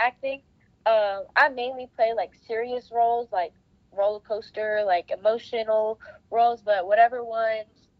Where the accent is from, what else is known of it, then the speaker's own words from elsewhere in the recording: Fredericksburg, Virginia, United States; Fredericksburg, it's my hometown